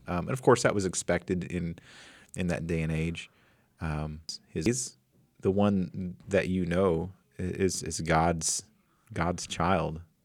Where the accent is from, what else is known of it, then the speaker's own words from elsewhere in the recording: Flint Hills, Kansas, United States; right outside my hometown, I seventy, right through the Flint Hills